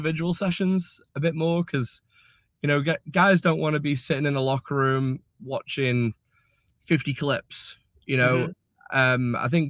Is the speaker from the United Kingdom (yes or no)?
yes; United Kingdom; But then especially being British, you know